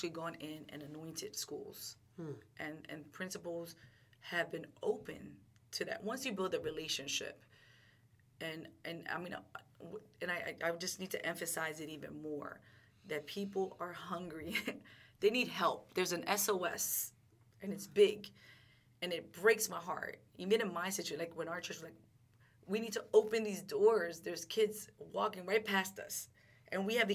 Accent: Philadelphia, Pennsylvania, United States; I grew up in North Philly

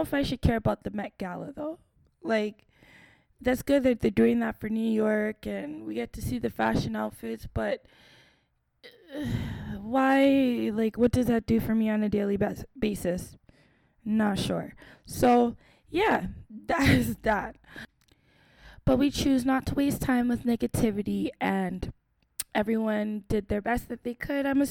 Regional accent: Canada; I'm from Canada

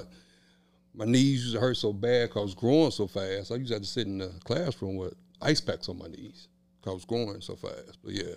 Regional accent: Kansas City, Kansas, United States; Born and raised in Wyandotte County.

